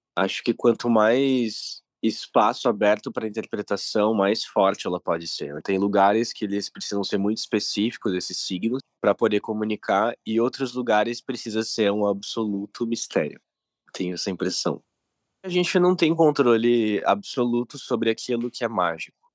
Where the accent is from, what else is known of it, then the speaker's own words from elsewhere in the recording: Rio Grande do Sul, Brazil; Eu sou do Rio Grande do Sul